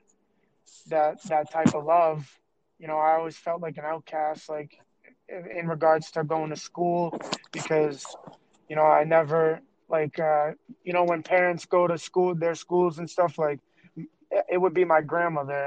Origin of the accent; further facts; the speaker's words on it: Massachusetts, United States; also born or lived in Southbridge, Massachusetts / Medway, Massachusetts / Cape Cod, Massachusetts; So I was born in Southbridge. I wasn't raised in Southbridge.